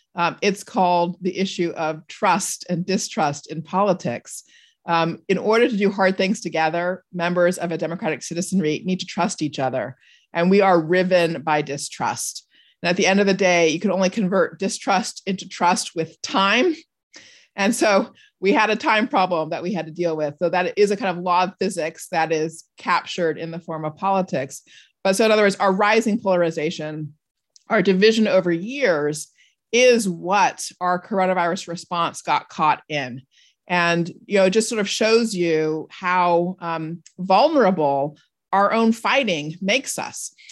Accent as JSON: {"language": "English", "region": "Southern California", "country": "United States", "tie": "born or raised there", "said": "I was also from a really big family, an extended family growing up in Southern California"}